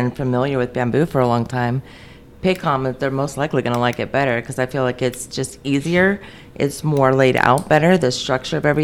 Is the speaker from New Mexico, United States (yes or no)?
no; Maryland, United States; moved away; moved to Maryland, which was my home state, for about 17 years.